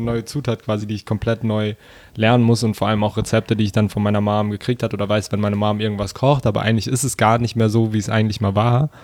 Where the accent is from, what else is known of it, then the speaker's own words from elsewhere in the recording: Germany; Und aufgewachsen hier in Deutschland